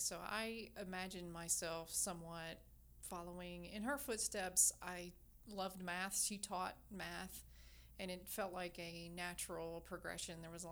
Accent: Kentucky, United States; I grew up about an hour and a half in the state of Kentucky on a farm

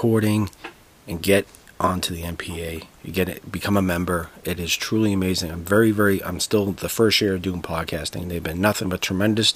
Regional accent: Boston, Massachusetts, United States; I am from Dorchester, Massachusetts

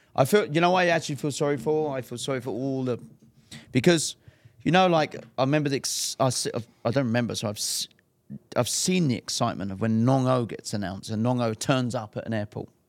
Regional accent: England, United Kingdom; I'm English too.

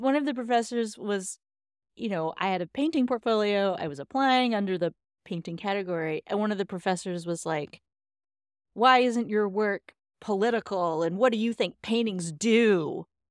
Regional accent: Texas, United States; I am from Texas

